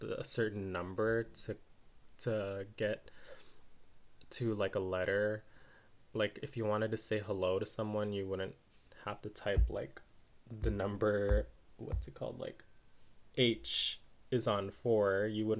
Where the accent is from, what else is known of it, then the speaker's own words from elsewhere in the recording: United States; I'm Filipino American